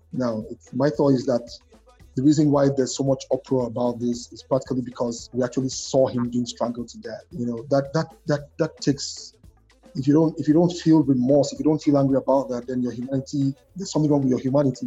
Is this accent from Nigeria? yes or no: yes; Nigeria